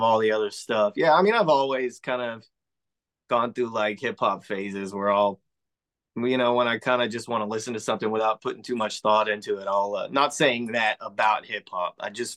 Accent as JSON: {"language": "English", "region": "Texas", "country": "United States", "said": "I am from Texas"}